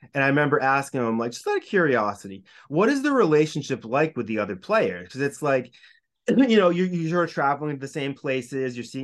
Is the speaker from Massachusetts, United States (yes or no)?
yes; Hopkinton, Massachusetts, United States; I grew up in Hopkinton, so I know the marathon very well